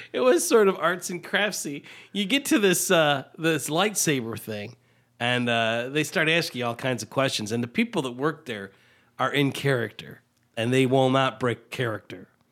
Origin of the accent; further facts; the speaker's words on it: United States; I was from the Quad Cities